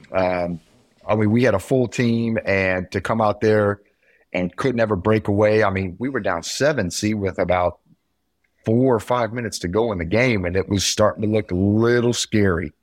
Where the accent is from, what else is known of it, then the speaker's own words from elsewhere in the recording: near Kokomo, Indiana, United States; up north by my hometown